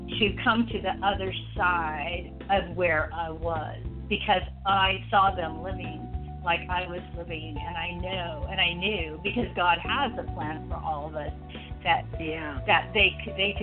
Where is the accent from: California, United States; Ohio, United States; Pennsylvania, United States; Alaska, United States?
California, United States; Southern; moved away as an adult; now in Richmond, United States; I was born and raised in Southern California. I lived there until I moved here